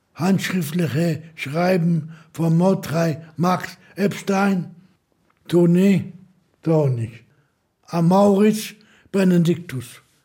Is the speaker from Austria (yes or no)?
no; Łódź, Łódź Voivodeship, Poland; Ich komme aus Lodz, geboren in Lodz, ging zur Schule in Lodz